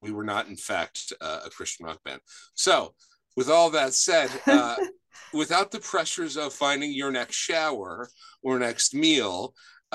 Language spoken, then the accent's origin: English; Washington Township, New Jersey, United States; I am from South New Jersey. It's a little town called Washington Township